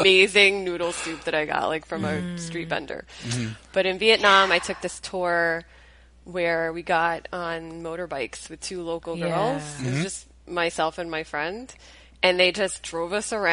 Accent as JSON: {"language": "English", "town": "Rutherford", "region": "New Jersey", "country": "United States", "tie": "born or raised there", "said": "Rutherford, which is my hometown"}